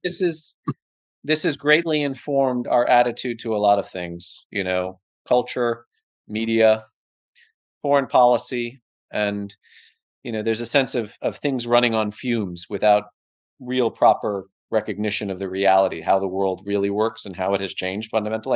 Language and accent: English; United States; I'm an American